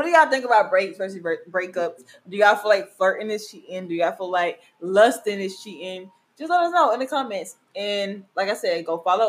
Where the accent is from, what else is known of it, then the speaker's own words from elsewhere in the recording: Mississippi, United States; moved away; my hometown. Shout out Mississippi.